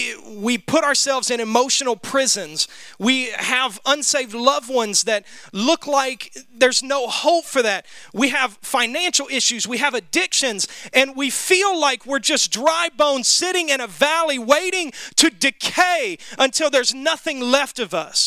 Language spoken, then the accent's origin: English; Memphis, Tennessee, United States; when I was growing up in Memphis